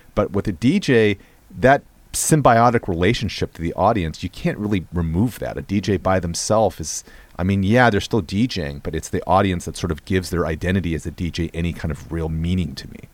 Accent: West Coast, United States; I grew up in the West Coast

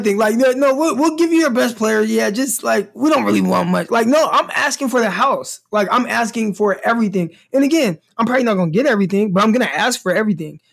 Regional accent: Stockton, California, United States; now in Arkansas, United States; where I'm from, we don't, we don't get snow. Like, Stockton doesn't get snow

